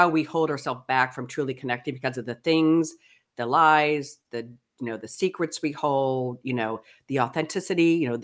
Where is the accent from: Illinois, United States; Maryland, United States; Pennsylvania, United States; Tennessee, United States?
Pennsylvania, United States; Pittsburgh; also born or lived in New Jersey / Ohio / Kansas City; now in California, United States; I was born in New Jersey, raised Pittsburgh. Then we moved as a family to Ohio